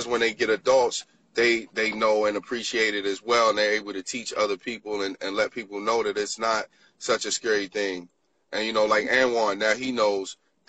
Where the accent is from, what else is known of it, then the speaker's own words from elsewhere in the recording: Baltimore, Maryland, United States; growing up in Baltimore, you know, in the inner cities